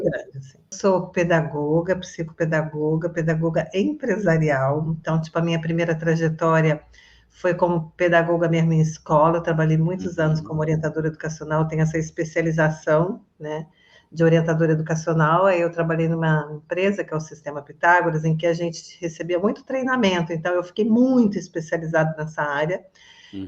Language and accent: Portuguese; Resende, Rio de Janeiro, Brazil; moved away as an adult; now in Florianópolis, Brazil; eu sou originalmente de Resende, Rio de Janeiro. Eu estou morando em Floripa